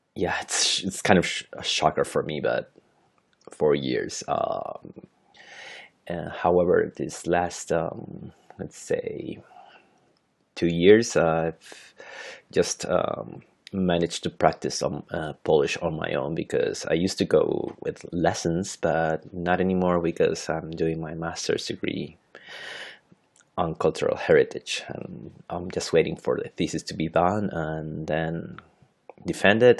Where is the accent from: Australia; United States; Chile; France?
Chile; Santiago, Santiago Metropolitan Region; first language Spanish; English is a second language; I'm from Santiago, Chile, so that is in South America.